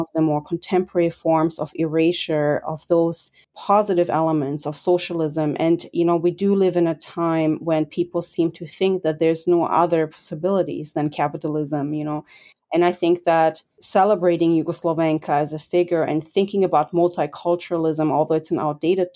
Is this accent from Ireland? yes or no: no; Germany; As a foreigner growing up in Germany